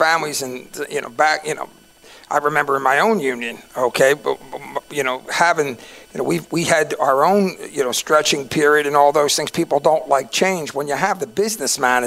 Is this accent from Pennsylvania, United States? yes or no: yes; Philadelphia, Pennsylvania, United States; I was from East Falls, so, you know, I grew up in a very diverse